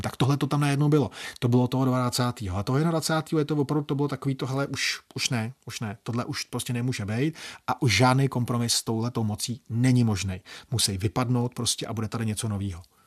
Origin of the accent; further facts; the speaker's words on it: Czechia; mojí vlasti